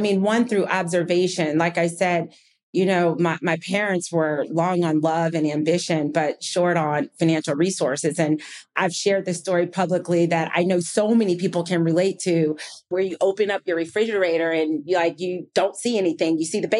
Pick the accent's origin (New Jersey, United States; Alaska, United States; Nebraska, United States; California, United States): New Jersey, United States; also born or lived in Rochester, New York; I was born in Rochester, New York, and moved to New Jersey. And we were long on love and short on money.